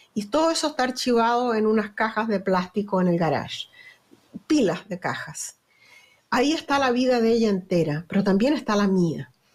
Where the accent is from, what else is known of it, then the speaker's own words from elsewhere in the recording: Chile; accent: Chilean; moved away as an adult; also born or lived in Venezuela; now in United States; mi acento es chileno. Eh, ahí en Chile soy como todo el mundo